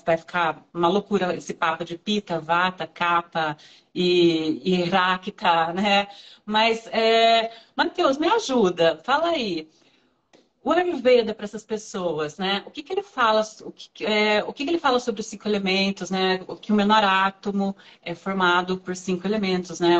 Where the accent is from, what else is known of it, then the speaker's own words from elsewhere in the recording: Ourinhos, São Paulo, Brazil; also born or lived in Marília; eu sou de Ourinhos